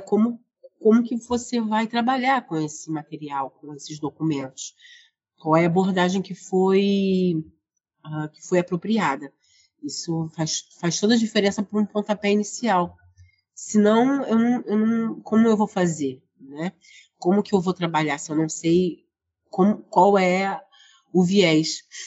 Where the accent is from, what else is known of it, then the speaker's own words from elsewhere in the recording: Rio de Janeiro, Brazil; aqui do Rio de Janeiro, onde eu nasci, moro, trabalho, estudo, atuo